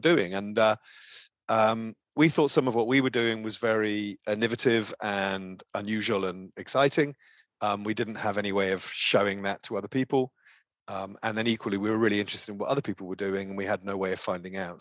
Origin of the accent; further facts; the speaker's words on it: Brighton, South East England, United Kingdom; I worked in a small, uh, organization in my hometown in Brighton in the U K